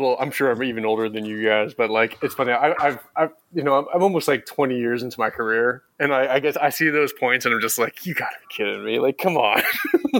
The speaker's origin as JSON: {"language": "English", "region": "South Florida", "country": "United States", "tie": "born or raised there", "also_born_or_lived": "New Jersey / Atlanta", "said": "I was born in New Jersey, and then I lived in South Florida most of my life"}